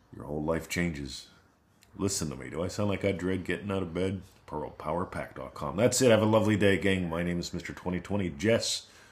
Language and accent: English; Pittsburgh, Pennsylvania, United States; now in Australia; I grew up in Pittsburgh